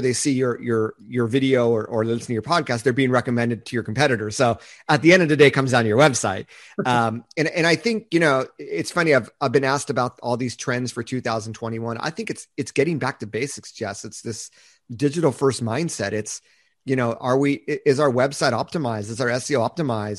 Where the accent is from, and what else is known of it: United States; also born or lived in Japan